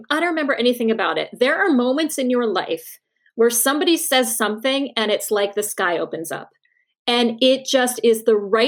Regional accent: Norwalk, Connecticut, United States; also born or lived in Australia; I was in my bedroom in Norwalk, Connecticut

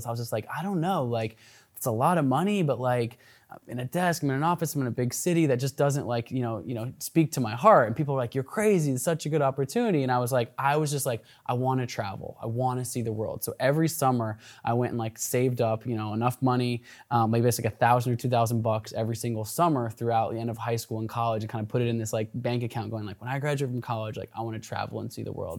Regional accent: Portland, Oregon, United States; also born or lived in Olympia, Washington; I grew up in Portland, Oregon. I was actually born just an hour south of here in Olympia

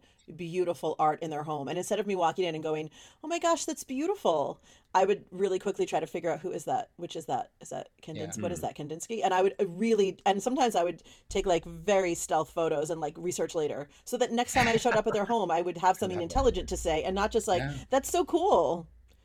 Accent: New York City, New York, United States; growing up in Brooklyn

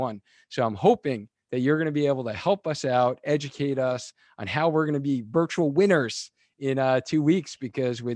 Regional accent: Long Island, New York, United States; I grew up in New York in Long Island

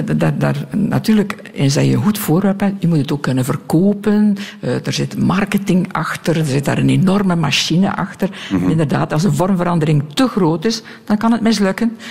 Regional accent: Belgium

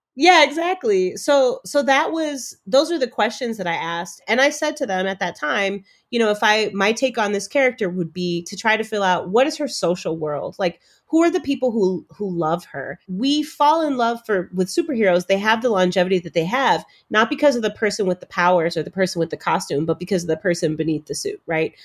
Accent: Chicago, Illinois, United States; also born or lived in Cambridge, Massachusetts; I have myself been a black girl growing up in Chicago.

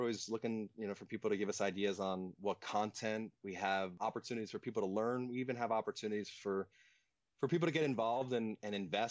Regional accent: East Coast, United States; Growing up on the East Coast, I learned to longboard.

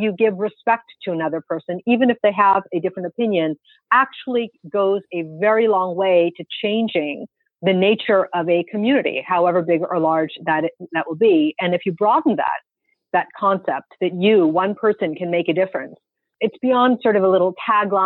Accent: United States; as an American and as a Muslim

